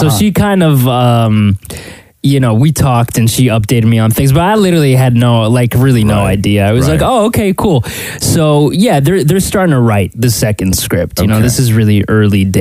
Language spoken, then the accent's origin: English; Canada; we're all Canadian